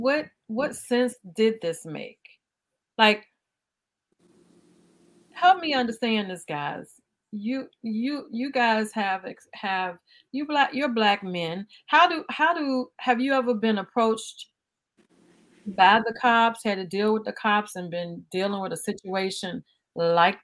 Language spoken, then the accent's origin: English; Highland Park, United States; I grew up in Highland Park, and on 4th Avenue